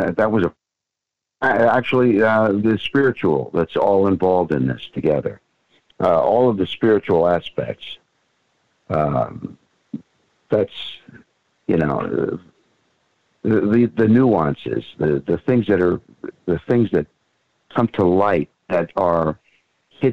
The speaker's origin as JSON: {"language": "English", "town": "Fort Lauderdale", "region": "Florida", "country": "United States", "tie": "born or raised there", "also_born_or_lived": "Miami Beach, Florida", "said": "I was born and raised here. I was born on Miami Beach, but I've lived all around the United States"}